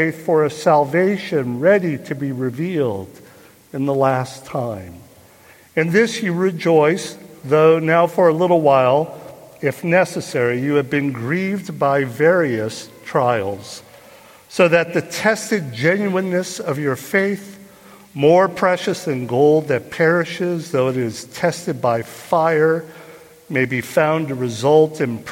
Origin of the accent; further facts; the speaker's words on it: Burlingame, California, United States; I grew up here in the Bay Area on the peninsula in Burlingame, was my hometown